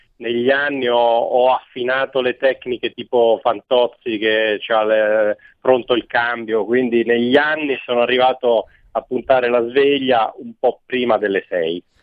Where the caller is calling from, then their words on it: Milan, Lombardy, Italy; Chiamo da Milano.